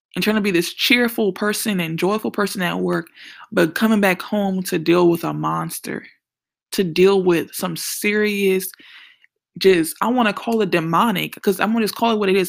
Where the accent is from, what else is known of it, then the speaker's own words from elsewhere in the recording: New Orleans, Louisiana, United States; I'm from New Orleans